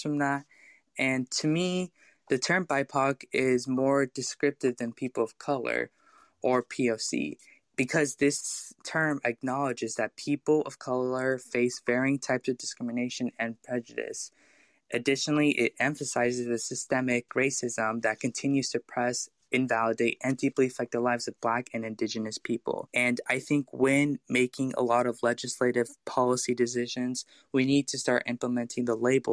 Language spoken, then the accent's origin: English; United States; also born or lived in Beaverton, Oregon; my parents were born in Mexico while I was born here in the United States